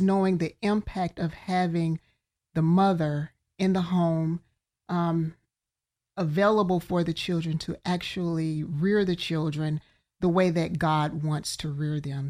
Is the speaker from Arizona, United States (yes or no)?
no; Birmingham, Alabama, United States; moved away as an adult; now in Central Florida, United States; from Birmingham, Alabama.